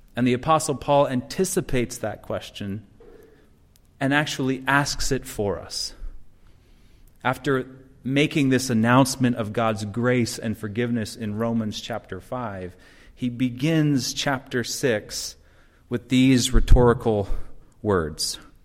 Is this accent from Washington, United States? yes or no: yes; Seattle, Washington, United States; now in Chicago, United States; I'm from Seattle